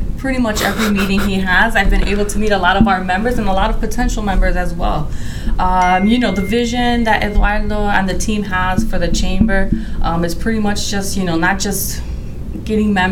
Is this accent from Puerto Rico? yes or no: yes; Puerto Rico; moved away as an adult; now in St. Louis, United States; I'm from Puerto Rico.